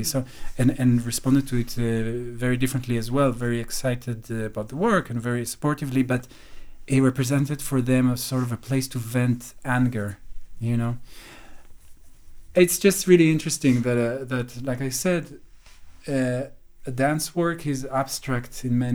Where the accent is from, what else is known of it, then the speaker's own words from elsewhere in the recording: Jerusalem, Jerusalem District, Israel; moved away as an adult; now in London, United Kingdom; I came from Jerusalem, from, I don't know if I can define what kind of family, but not rich